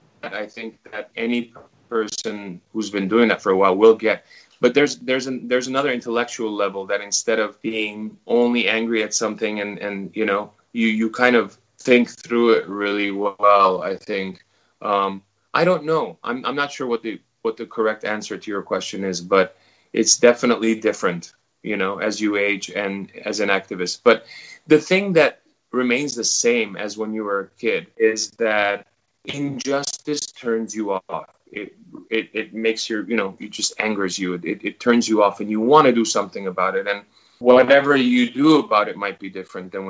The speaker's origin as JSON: {"language": "English", "town": "Los Angeles", "region": "California", "country": "United States", "tie": "born or raised there", "moved": "as an adult", "lives_now": "New Zealand", "said": "My whole, you know, my parents, all my friends and everyone I grew up with is in Los Angeles. And so I've got a huge history there."}